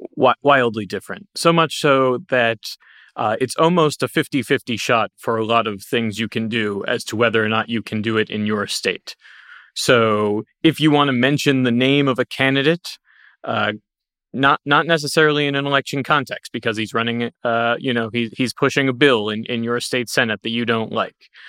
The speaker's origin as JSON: {"language": "English", "region": "Ohio", "country": "United States", "tie": "born or raised there", "said": "my home state of Ohio"}